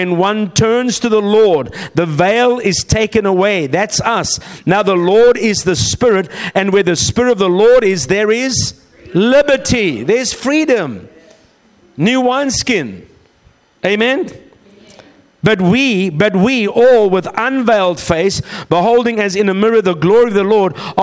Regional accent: South Africa; moved away; also born or lived in Australia; we're from South Africa via Australia

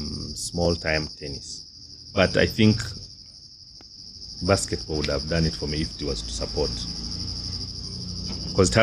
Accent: Tororo, Eastern Region, Uganda; Tororo, my hometown

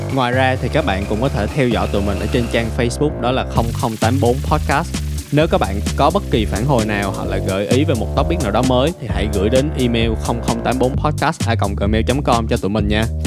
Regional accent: Vietnam; mình là người Việt Nam và mình tự hào về điều đó

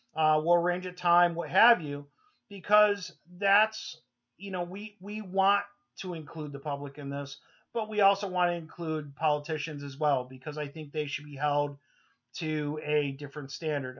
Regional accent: New York, United States; moved away; we're originally from New York

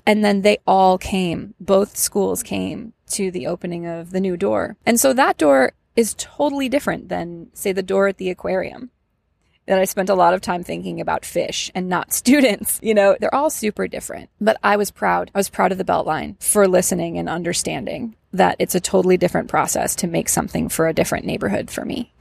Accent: Ann Arbor, Michigan, United States; moved away as an adult; now in Atlanta, United States; I'm from Ann Arbor, Michigan

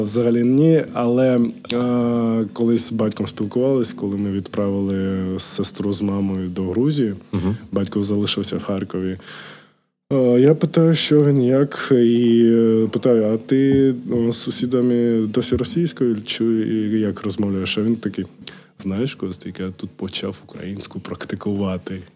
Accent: Kharkiv, Kharkiv Oblast, Ukraine; first language Georgian; Ukrainian is a second language; also born or lived in Georgia; я перша мова була грузинська. грузинська. Я спілкувався нею з мамою, з батьком. Так далі. І потім, в 5 років, коли переїхав до України в Харків, почав спілкуватися російською

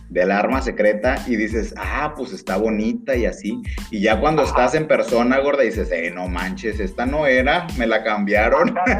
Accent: Mexico; los que somos de México

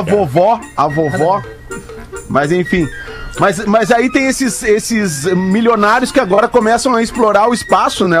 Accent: Balneário Pinhal, Rio Grande do Sul, Brazil; eu fui criado a vida inteira no Pinhal, né? Na praia do Pinhal

